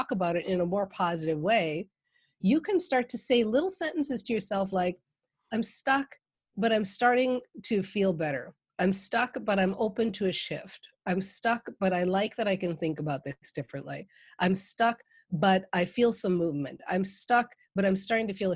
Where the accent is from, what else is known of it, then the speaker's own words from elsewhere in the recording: Minnesota, United States; I'm from Minnesota